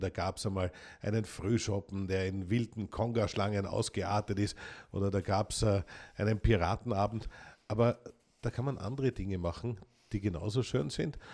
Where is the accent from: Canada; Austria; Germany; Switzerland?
Austria; ich bin ja echter Österreicher